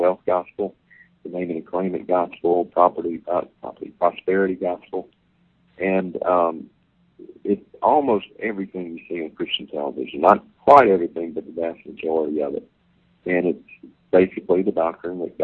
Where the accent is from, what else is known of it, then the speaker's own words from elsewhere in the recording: Vicksburg, Mississippi, United States; Vicksburg, Mississippi, my hometown